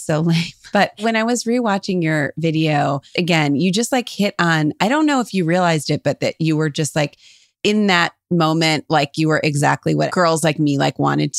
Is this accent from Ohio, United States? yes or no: yes; Cleveland, Ohio, United States; we're from Cleveland.